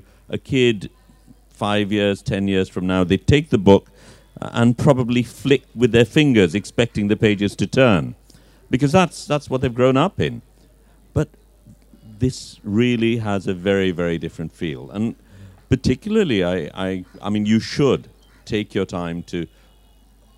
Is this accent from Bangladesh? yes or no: yes; Dhaka, Dhaka Division, Bangladesh; I'm a Dhakaite, but I've never lived in Old Dhaka as such